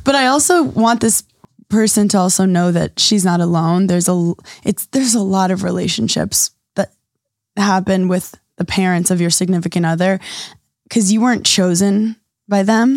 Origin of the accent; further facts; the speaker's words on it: New York City, New York, United States; I grew up in New York City